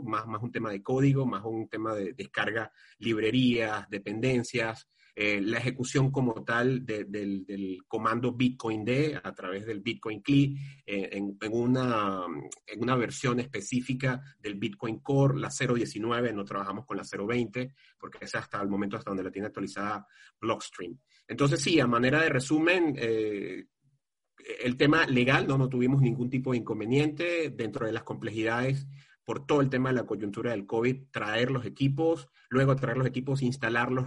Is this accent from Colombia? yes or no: no; Valencia, Carabobo, Venezuela; mi ciudad de origen, mi ciudad natal, que es Valencia. Valencia es la ciudad industrial por referencia de Venezuela